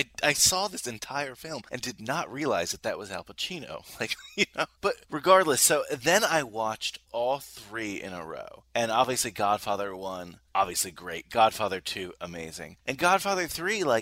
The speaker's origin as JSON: {"language": "English", "region": "New York", "country": "United States", "tie": "born or raised there", "said": "I live in New York. I was born in New York"}